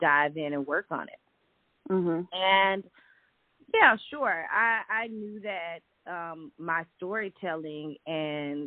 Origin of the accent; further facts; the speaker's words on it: Athens, Georgia, United States; moved away; also born or lived in Fort Greene, Brooklyn; I'm born and raised in Athens, Georgia